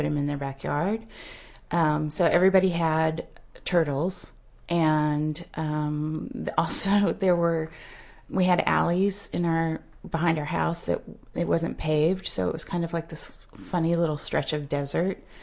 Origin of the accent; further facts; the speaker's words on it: West Texas, United States; I grew up in West Texas